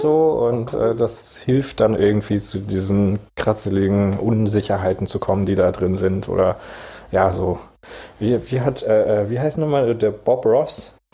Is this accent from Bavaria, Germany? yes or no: no; Esslingen am Neckar, Baden-Württemberg, Germany; ich bin in Esslinge am Neckar